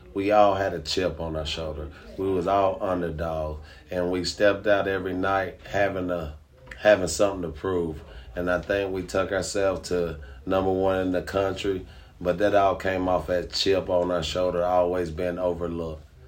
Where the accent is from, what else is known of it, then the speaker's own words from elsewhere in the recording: Tennessee, United States; I'm originally from Tennessee